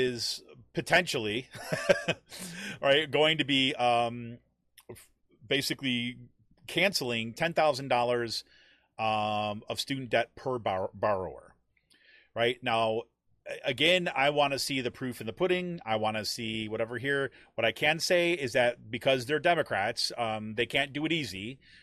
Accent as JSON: {"language": "English", "region": "New York", "country": "United States", "tie": "born or raised there", "said": "I grew up in New York State."}